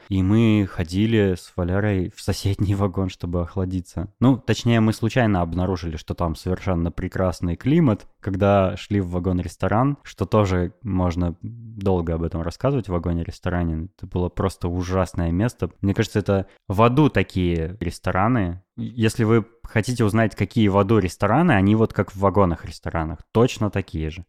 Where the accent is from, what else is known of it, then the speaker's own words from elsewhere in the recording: Novosibirsk, Novosibirsk Oblast, Russia; moved away; also born or lived in Moscow; я переехал из Москвы в Новосибирск